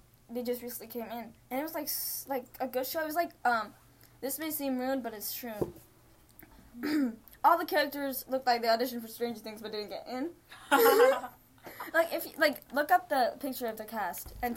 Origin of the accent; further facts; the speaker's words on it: Pakistan; I'm Pakistani